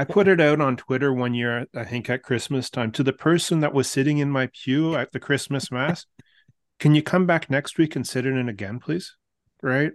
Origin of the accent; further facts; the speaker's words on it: Canada; us here as Canadian Catholics